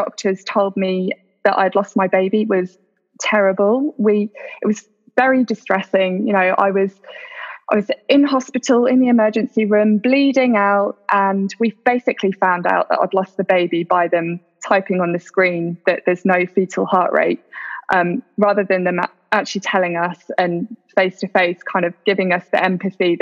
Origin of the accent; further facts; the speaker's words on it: United Kingdom; moved away as an adult; now in Doha, Qatar; I am a British expat who's currently living in Doha with my family.